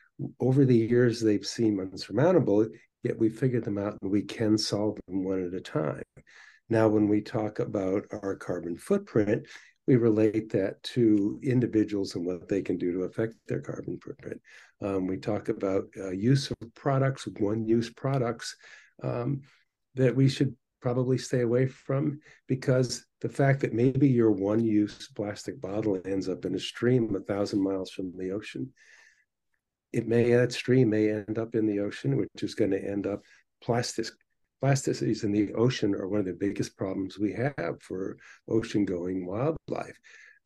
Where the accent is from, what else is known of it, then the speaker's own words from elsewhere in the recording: New York, United States; They would actually catch fire not far from where I grew up in the Hudson Valley.